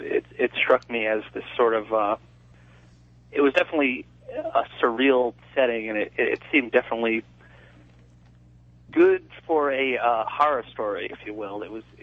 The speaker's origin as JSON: {"language": "English", "region": "Rhode Island", "country": "United States", "tie": "born or raised there", "said": "growing up in Rhode Island"}